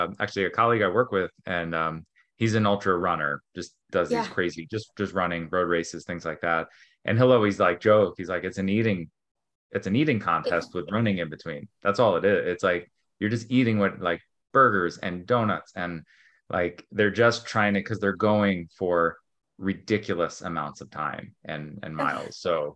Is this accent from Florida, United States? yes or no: no; New York, United States; now in California, United States; I mean, I grew up in New York and love being in snow